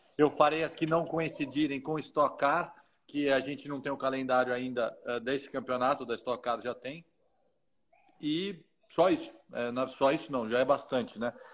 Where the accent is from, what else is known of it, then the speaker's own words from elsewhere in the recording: Brazil; a gente é brasileiro